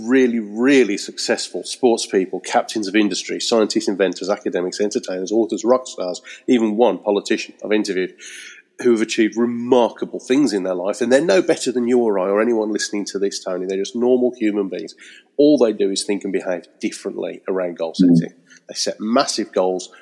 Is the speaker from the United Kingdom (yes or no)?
yes; Birmingham, West Midlands, United Kingdom; moved away as an adult; also born or lived in Wednesbury; now in Eccleshall, United Kingdom; I'm originally a Brummie from Birmingham, but now I escaped the smoke and I live in the rural Staffordshire countryside